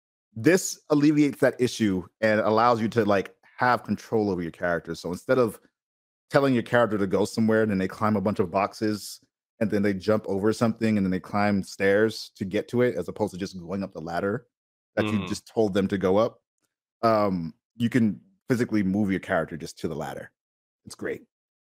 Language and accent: English; Boston, Massachusetts, United States; now in California, United States; So I'm from Boston. I moved out to California for my wife's work.